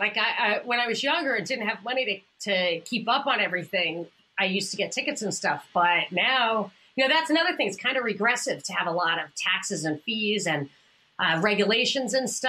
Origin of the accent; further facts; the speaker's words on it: New York, United States; The hilarious thing is, I'm from New York.